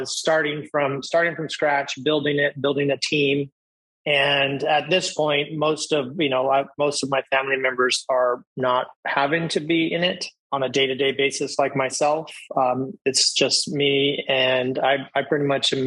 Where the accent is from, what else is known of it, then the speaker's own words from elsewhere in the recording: Maui, Hawaii, United States; I was born and raised here on Maui